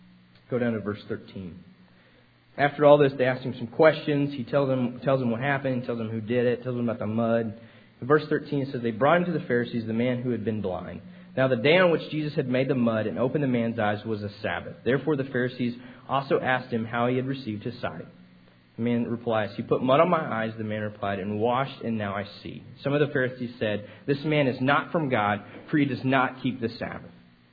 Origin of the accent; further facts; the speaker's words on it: Texas, United States; I was like, no, man, I'm from Texas. I'm sorry.